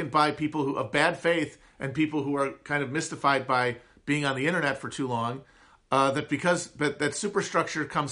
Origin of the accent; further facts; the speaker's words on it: Upper Midwest, United States; accent: high nasal twang of the upper Midwest; I have one of the least appealing American accents, the high nasal twang of the upper Midwest